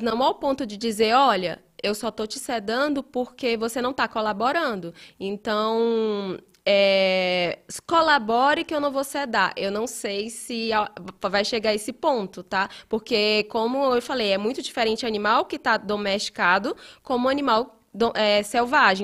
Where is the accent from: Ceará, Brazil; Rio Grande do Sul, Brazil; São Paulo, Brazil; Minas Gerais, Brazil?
Ceará, Brazil; moved away as an adult; now in Belo Horizonte, Brazil; eu sou do Ceará, né? deve ter percebido esse meu esse sotaque